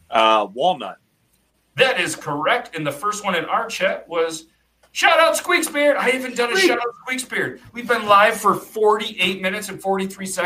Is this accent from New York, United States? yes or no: yes; New York, United States; I love nice. garlic. I'm from New York.